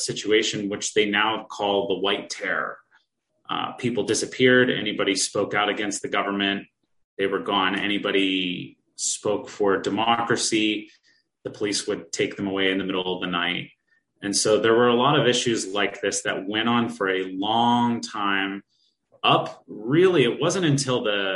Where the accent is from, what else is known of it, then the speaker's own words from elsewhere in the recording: Pittsburgh, Pennsylvania, United States; moved away as an adult; also born or lived in Tainan, Taiwan; I grew up in Pennsylvania